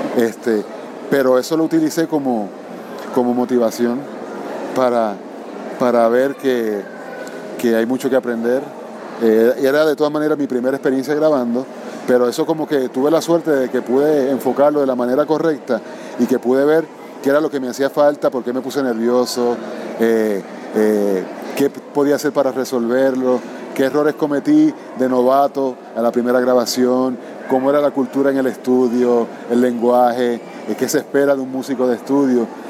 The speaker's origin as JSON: {"language": "Spanish", "country": "Puerto Rico", "tie": "born or raised there", "said": "donde nací, en Puerto Rico"}